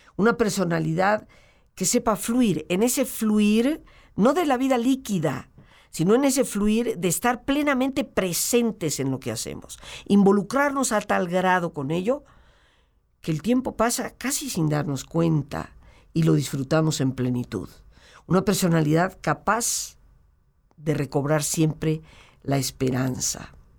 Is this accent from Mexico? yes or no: yes; Mexico